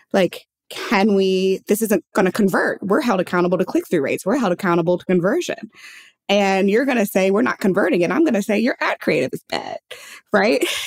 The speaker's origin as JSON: {"language": "English", "town": "St. Louis", "region": "Missouri", "country": "United States", "tie": "born or raised there", "said": "I'm from St. Louis, Missouri. So I grew up in a state that was, you know, flyover state, more or less"}